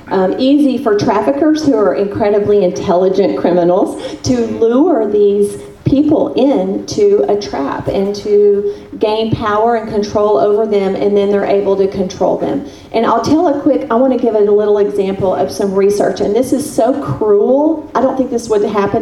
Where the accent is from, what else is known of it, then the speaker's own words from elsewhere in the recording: Texas, United States; moved away; my home state of Texas